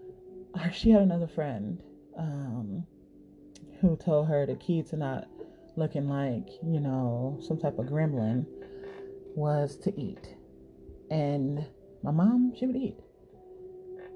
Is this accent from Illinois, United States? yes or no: yes; Chicago, Illinois, United States; I'm from Chicago